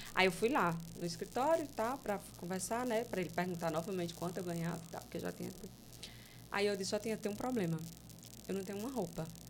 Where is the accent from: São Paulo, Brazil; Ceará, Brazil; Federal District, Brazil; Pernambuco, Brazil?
Ceará, Brazil; Fortaleza; Eu, eu sou do Ceará, sou de Fortaleza. E eu mora, morava lá em um bairro que é, é bem periferia mesmo